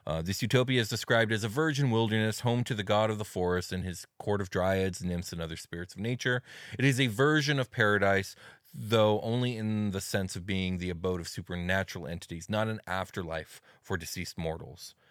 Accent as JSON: {"language": "English", "town": "Arcadia", "region": "California", "country": "United States", "tie": "born or raised there", "said": "the name of the city that I was brought into this world in and the plane of existence of the same name"}